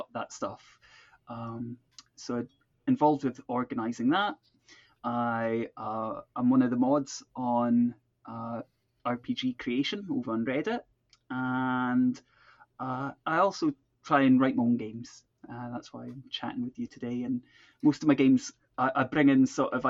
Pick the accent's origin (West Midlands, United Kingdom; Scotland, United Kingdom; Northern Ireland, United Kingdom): Scotland, United Kingdom; Perth; moved away as an adult; also born or lived in Croydon, London / Glasgow; now in Edinburgh, United Kingdom; where I was originally born in Croydon, sort of now part of South London more officially. And I lived there till I was about five. So all my sort of very early memories come from around that area. And then my family moved up to Perth in Scotland